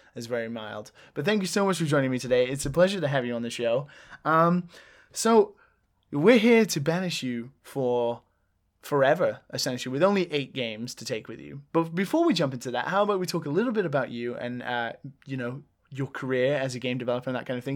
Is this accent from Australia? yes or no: no; England, United Kingdom; now in Japan; Being English